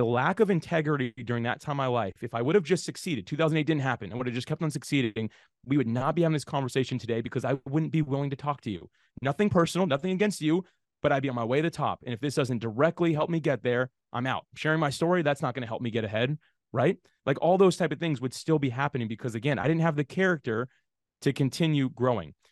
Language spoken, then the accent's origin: English; Jacksonville, Florida, United States; I grew up in Jacksonville, Florida, and that's actually still where I live today